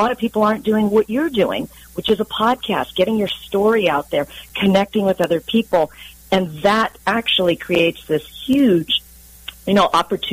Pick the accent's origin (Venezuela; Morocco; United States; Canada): United States; San Diego, California; So I'm a local to San Diego. In fact, I am a native, if you can believe that, with all of the transplants that we have here. There aren't too many of us, but I grew up in the Claremont area in San